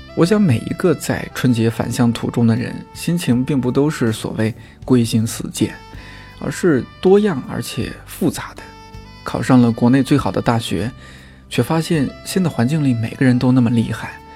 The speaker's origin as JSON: {"language": "Chinese", "country": "China", "said": "作为中国人"}